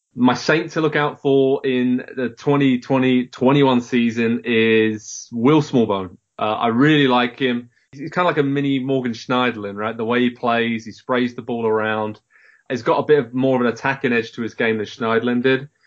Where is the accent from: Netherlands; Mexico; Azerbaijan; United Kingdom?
United Kingdom; Southampton, South East England; I grew up in Southampton